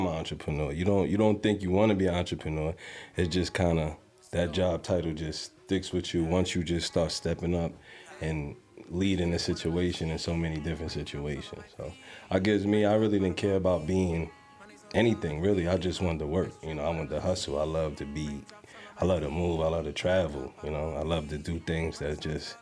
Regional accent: New York City, New York, United States; now in Las Vegas, United States; Born and raised in New York. Queens, okay. New York.

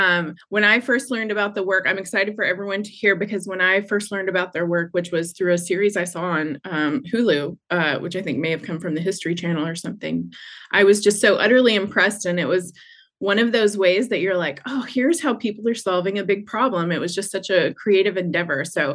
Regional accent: Georgia, United States; accent: Georgia; there's my Georgia accent.

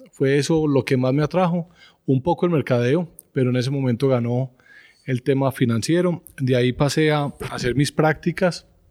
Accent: Medellín, Antioquia, Colombia; soy estudiante del Colegio Gimnasio Los Alcázares en Medellín

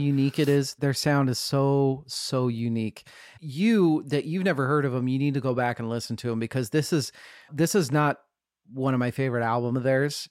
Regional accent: Boise, Idaho, United States; I was born in Boise

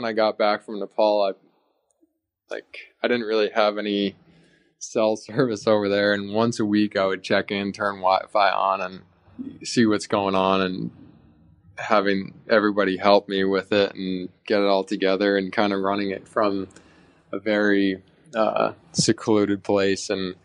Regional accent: New Jersey, United States; New Jersey in my hometown

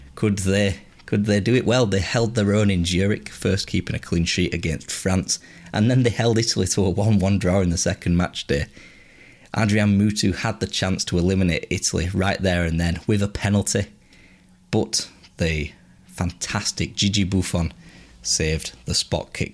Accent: England, United Kingdom; as English supporters

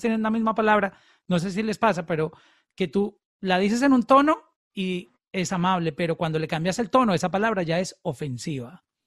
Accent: Colombia; En, Colombia, en mi país

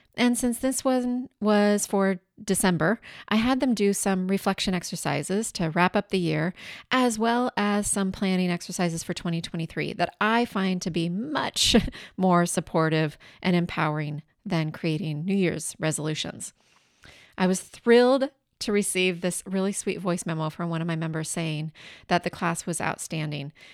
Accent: southeastern Washington State, United States; now in California, United States; my hometown in southeastern Washington State.

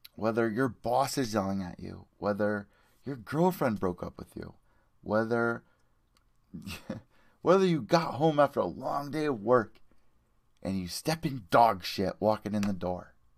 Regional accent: Connecticut, United States; I'm from Connecticut. I'm Italian.

